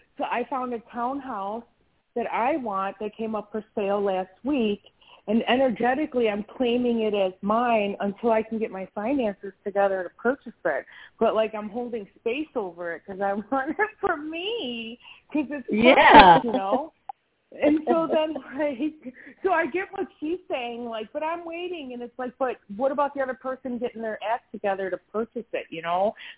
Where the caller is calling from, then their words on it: Wisconsin, United States; I'm in Wisconsin.